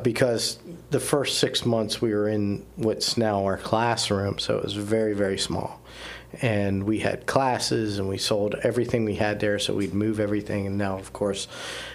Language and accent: English; Appalachia, United States; now in Erie, United States; I grew up in Appalachia, a traditional church in Appalachia